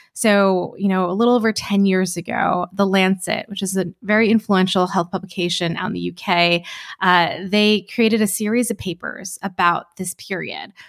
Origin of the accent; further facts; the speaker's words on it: New Jersey, United States; also born or lived in Alabama / Iowa; We grew up in New Jersey. Uh, it was, it was actually Alabama, Iowa, then New Jersey